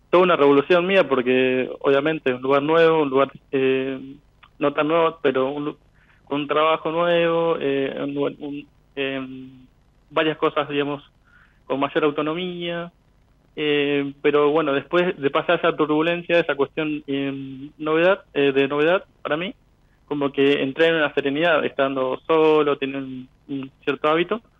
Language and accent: Spanish; Venado Tuerto, Santa Fe, Argentina; Eh, mira, yo soy, nací en Canal, viví en Nado Tuerto y ahora estoy viviendo al sur de Córdoba.